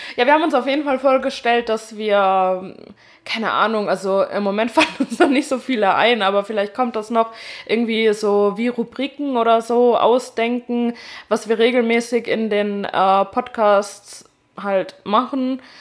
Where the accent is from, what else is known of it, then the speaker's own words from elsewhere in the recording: Westerwald, Rhineland-Palatinate, Germany; moved away; Ich komme äh, ursprünglich aus dem Westerwald